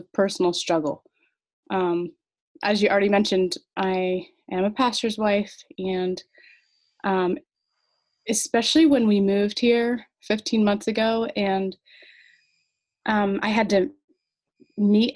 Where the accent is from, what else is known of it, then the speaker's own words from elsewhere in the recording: the South, United States; moved away as an adult; living in the South all our lives, but we love where God has placed us